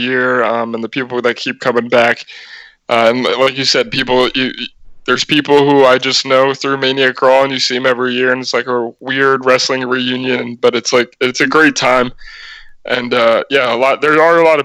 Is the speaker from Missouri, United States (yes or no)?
no; New Jersey, United States; I'm from New Jersey.